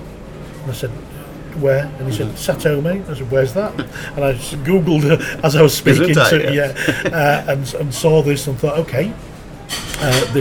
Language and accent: English; England, United Kingdom; I'm an English bloke